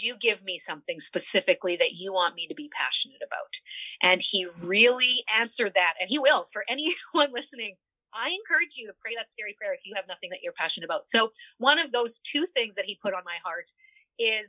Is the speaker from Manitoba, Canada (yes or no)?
yes; Niverville, Manitoba, Canada; I was born and raised and stayed in a small town here in Niverville, Manitoba, Canada.